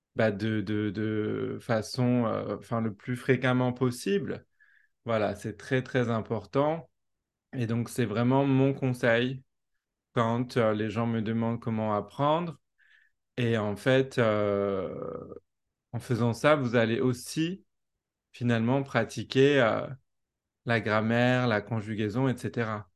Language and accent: French; France; accent: French; first language French; moved away as an adult; also born or lived in New Zealand; quand je parle anglais, j'ai gardé mon accent français